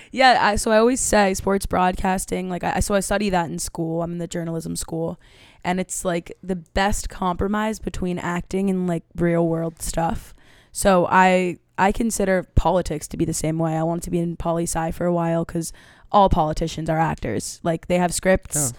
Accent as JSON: {"language": "English", "town": "New York City", "region": "New York", "country": "United States", "tie": "born or raised there", "said": "I grew up in Manhattan, and I went to a performing arts school"}